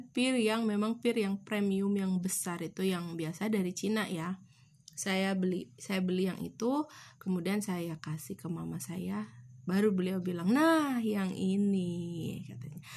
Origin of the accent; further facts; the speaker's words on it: Garut, West Java, Indonesia; setiap kami memang orang Garut bisa dibilang orang Garut, namun tidak pernah belum pernah satu pun kami ke Santolo